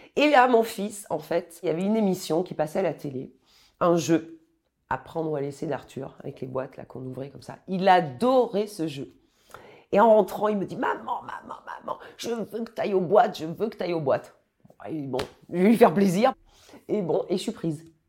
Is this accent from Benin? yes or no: no; Périgueux, Nouvelle-Aquitaine, France; moved away; also born or lived in Bordeaux / Clichy; Je suis originaire de Périgueux